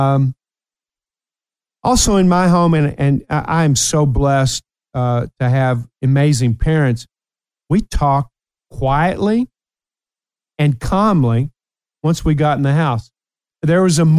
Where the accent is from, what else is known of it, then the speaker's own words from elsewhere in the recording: Ashland, Kentucky, United States; also born or lived in Appalachia; Before we moved to the big city, Ashland, Kentucky, which I love, my hometown of Ashland